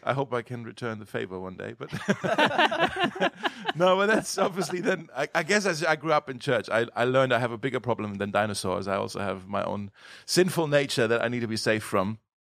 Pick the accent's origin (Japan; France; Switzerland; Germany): Germany; moved away as an adult; So I was born in Germany in the year nineteen eighty-three